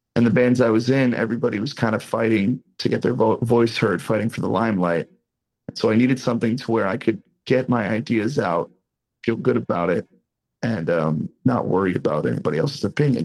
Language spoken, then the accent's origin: English; Boston, Massachusetts, United States; now in Las Vegas, United States; I'm from the East Coast. I'm from Boston